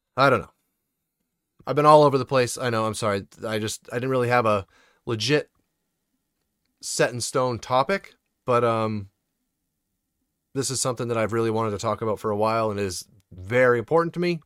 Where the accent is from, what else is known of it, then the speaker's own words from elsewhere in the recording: Maine, United States; I'm from Maine